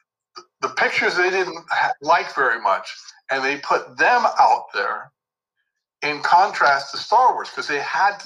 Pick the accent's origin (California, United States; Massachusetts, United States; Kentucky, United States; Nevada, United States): California, United States; Beverly Hills; I actually grew up in Beverly Hills